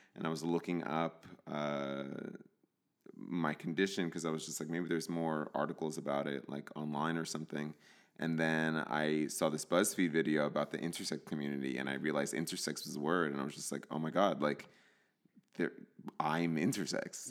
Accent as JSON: {"language": "English", "region": "New Jersey", "country": "United States", "tie": "born or raised there", "said": "I grew up in New Jersey in a, in a Latino household. My parents are from El Salvador"}